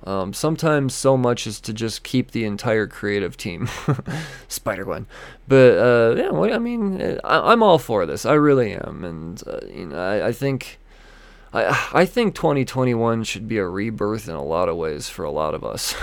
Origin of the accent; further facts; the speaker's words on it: Denver, Colorado, United States; Denver Pop Culture Con. My hometown convention